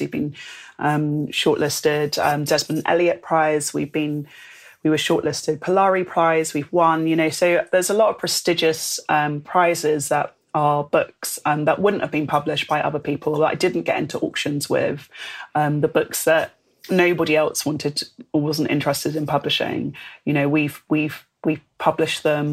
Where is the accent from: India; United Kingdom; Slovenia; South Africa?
United Kingdom; London; moved away as an adult; now in Bristol, United Kingdom; I'm from London